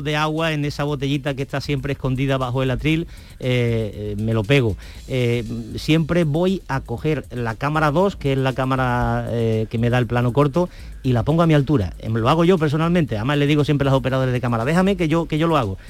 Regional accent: Andalusia, Spain; porque somos andaluces.

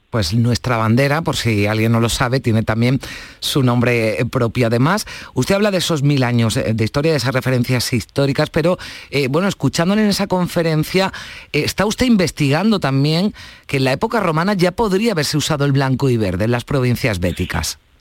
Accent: Andalusia, Spain

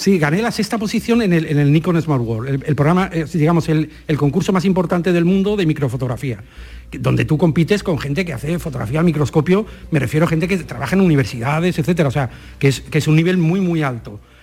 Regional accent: Madrid, Community of Madrid, Spain; moved away as an adult; also born or lived in Almáchar, Málaga; nací en Madrid

